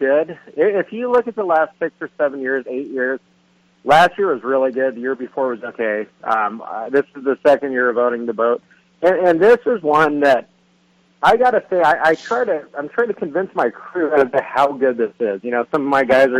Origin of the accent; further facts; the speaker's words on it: Ventura, California, United States; growing up in Ventura fishing San Nicolas Island in the fall